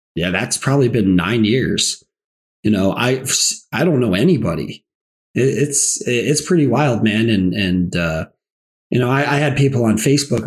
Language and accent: English; the South, United States; I'm from the South. I grew up in the South.